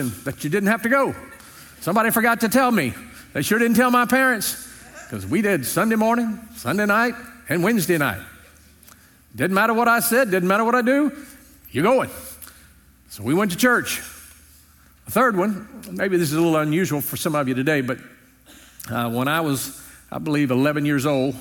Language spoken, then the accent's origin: English; Louisiana, United States; When I was growing up in Louisiana, amen. I grew up on a small farm